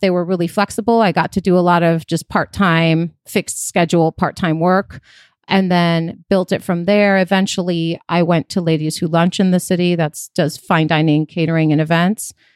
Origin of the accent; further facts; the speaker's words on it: Chicago, Illinois, United States; moved away as an adult; also born or lived in Athens, Greece / Queens, New York; now in California, United States; I was born in Athens in Greece, moved to New York when I was four, lived in Queens for a few years, and then moved to Chicago